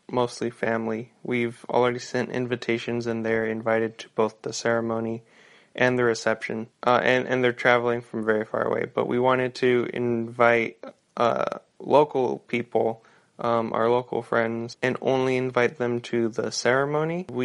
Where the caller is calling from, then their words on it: California, United States; I'm voicing in from Northern California, Humboldt County.